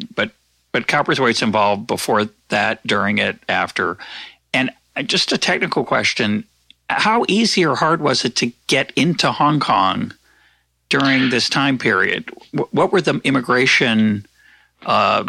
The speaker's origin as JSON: {"language": "English", "country": "United States", "said": "I'm an American"}